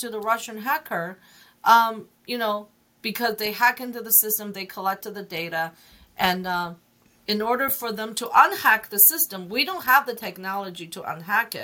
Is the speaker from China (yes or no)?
yes; China; English is a second language; also born or lived in Hong Kong; now in United States; I grew up in China